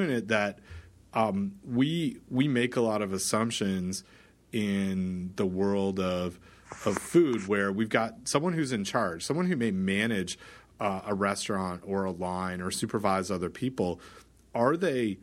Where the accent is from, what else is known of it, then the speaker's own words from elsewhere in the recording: Canada; I'm Canadian